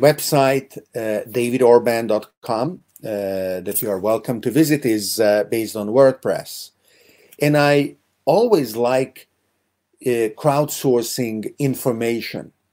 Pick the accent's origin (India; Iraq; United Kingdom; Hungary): Hungary; I grew up in Hungary